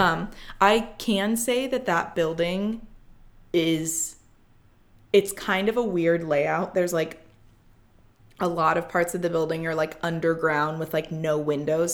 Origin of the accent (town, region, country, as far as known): South Bend, Indiana, United States; born or raised there